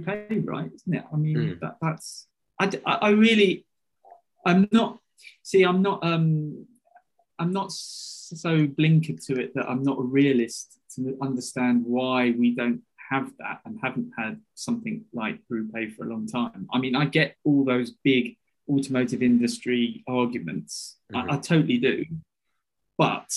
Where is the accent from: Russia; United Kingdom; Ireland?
United Kingdom; as a British kid growing up at that time